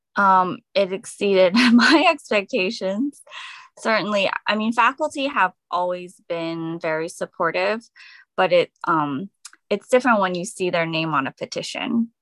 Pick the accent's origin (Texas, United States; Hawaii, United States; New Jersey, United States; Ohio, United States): New Jersey, United States; Edison; I'm from Edison, New Jersey